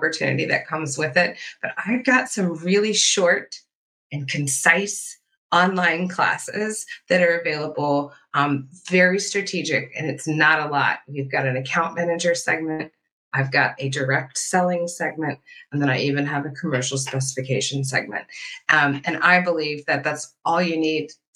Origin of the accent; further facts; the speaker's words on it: Southwest Virginia, United States; I grew up in Southwest Virginia